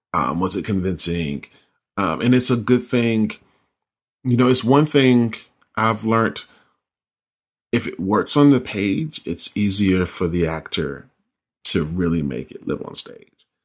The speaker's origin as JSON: {"language": "English", "region": "North Carolina", "country": "United States", "said": "I'm from North Carolina"}